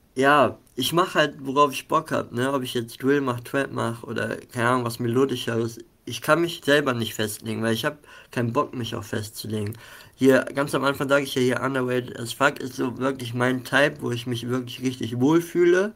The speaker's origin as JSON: {"language": "German", "town": "Mönchengladbach", "region": "North Rhine-Westphalia", "country": "Germany", "said": "ich selber komme aus Mönchengladbach, habe hier auch mit einigen Leuten gestartet"}